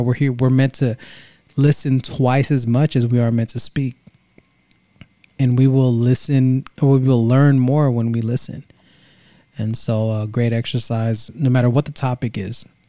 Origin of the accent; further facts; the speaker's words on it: Vallejo, California, United States; now in Greenville, United States; we are Originally from Vallejo, Saint Basil's is our roots in Vallejo, California in the seven oh seven